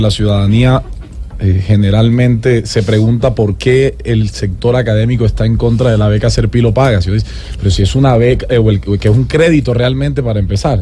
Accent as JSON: {"language": "Spanish", "town": "Sincelejo", "region": "Sucre", "country": "Colombia", "tie": "born or raised there", "also_born_or_lived": "Cartagena, Colombia", "moved": "as an adult", "lives_now": "Medellín, Colombia", "said": "yo soy cartagenero, criado en Cincelejo Sucre y vivo hace 12 años en Medellín. O sea, que yo soy costeño y antioqueño"}